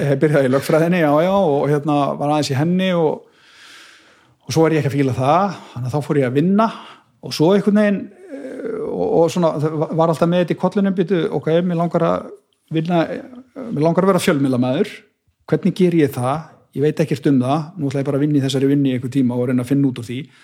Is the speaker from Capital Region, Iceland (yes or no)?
yes; Garðabær, Capital Region, Iceland; moved away; also born or lived in Akranes / Bolungarvík; ég líti á mig sem garðbæðinga því að þú veist, ég ólst upp í garðabænum